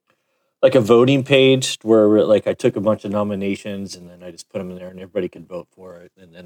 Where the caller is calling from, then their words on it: Costa Mesa, California, United States; I'm in Costa Mesa, California, Southern California, about 35 miles from L.A.